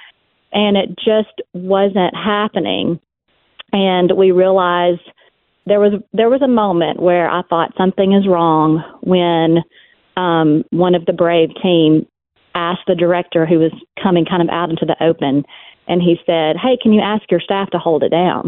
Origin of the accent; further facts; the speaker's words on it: West Monroe, Louisiana, United States; my hometown library